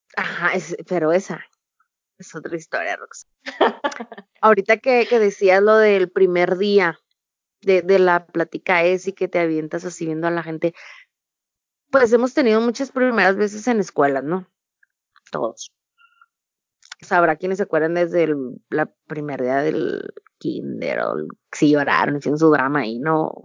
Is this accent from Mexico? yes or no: yes; Ensenada, Baja California, Mexico; Y soy orgullosamente de Ensenada, Baja California